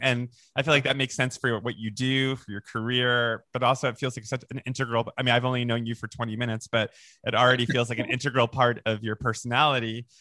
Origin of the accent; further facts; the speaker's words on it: Boca Raton, Florida, United States; also born or lived in Long Island, New York; on Long on Long Island, and then we moved to Boca Raton, Florida